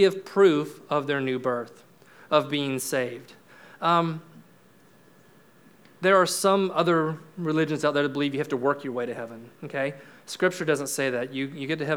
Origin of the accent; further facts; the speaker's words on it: Florida, United States; I'm from Florida. We got springs all over the place there